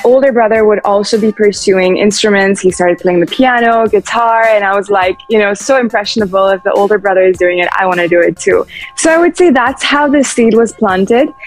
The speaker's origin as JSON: {"language": "English", "country": "Belgium", "tie": "born or raised there", "also_born_or_lived": "Rajasthan, India", "moved": "yes", "lives_now": "United Kingdom", "said": "I was born and raised in Belgium to uh, Indian parents"}